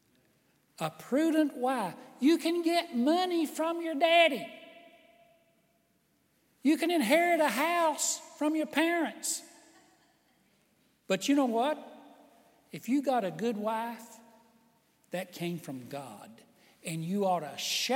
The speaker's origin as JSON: {"language": "English", "country": "United States", "tie": "born or raised there", "said": "I was born in the United States of America"}